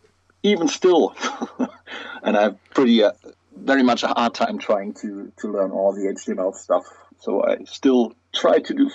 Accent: Germany; I'm from Germany

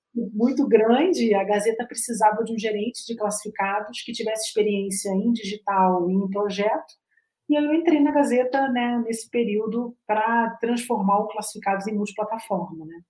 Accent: Rio de Janeiro, Brazil; now in Curitiba, Brazil; eu sou carioca

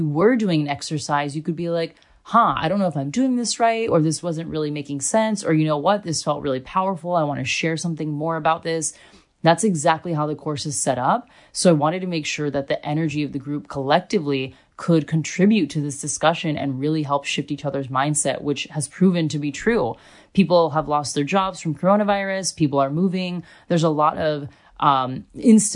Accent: United States; also born or lived in Australia; now in Germany; I was coming from Australia and I'm American

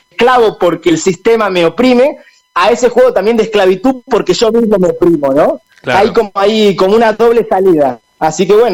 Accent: Argentina; como nosotros decimos en Argentina chao

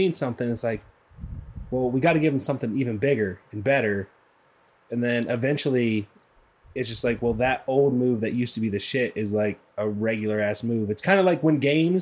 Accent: Indiana, United States; But we are from Indiana, so we are used to Indiana.

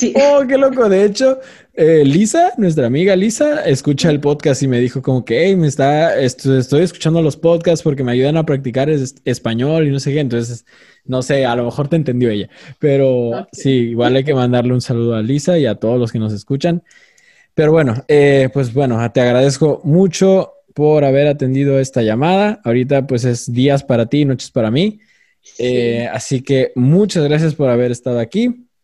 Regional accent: Mexico; nosotros mexicanos

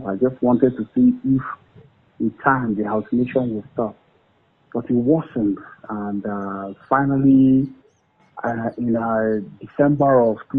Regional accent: Nigeria; moved away; also born or lived in United States; I returned to Nigeria in January 2004.

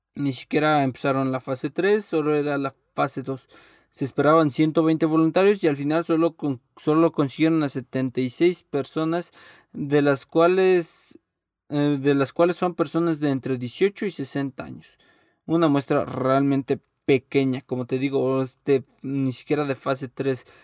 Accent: Mexico; soy mexicano

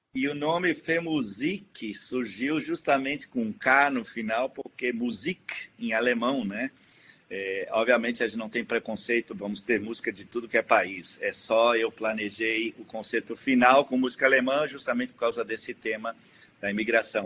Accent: Rio Grande do Sul, Brazil; moved away; eu estou muito orgulhoso de voltar à minha terra como diretor da Orquestra de Sopros

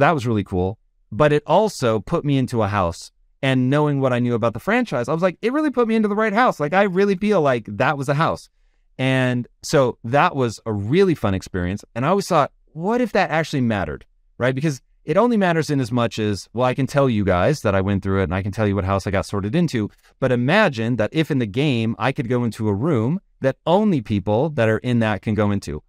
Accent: Tacoma, Washington, United States; I grew up in Tacoma, Washington

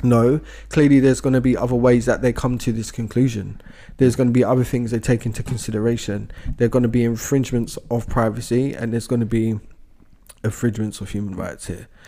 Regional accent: United Kingdom; as British people

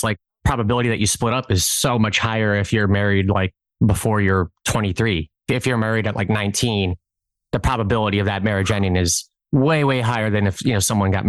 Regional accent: Brainerd, Nebraska, United States; Brainerd, Nebraska.

